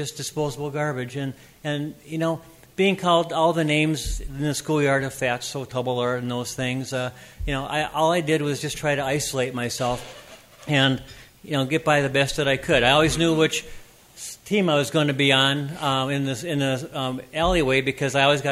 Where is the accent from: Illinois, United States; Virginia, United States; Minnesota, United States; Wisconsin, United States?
Minnesota, United States; Minneapolis; I was born in Minneapolis